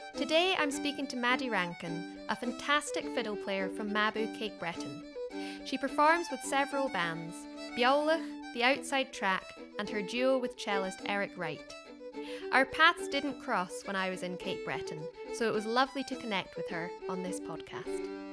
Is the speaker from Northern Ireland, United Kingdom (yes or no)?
no; Scotland, United Kingdom; I'm a Scottish fiddle player